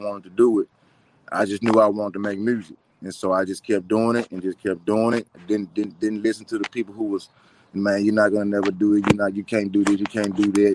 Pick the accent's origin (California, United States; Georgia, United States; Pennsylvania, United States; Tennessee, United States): Tennessee, United States; Memphis; Growing up in Memphis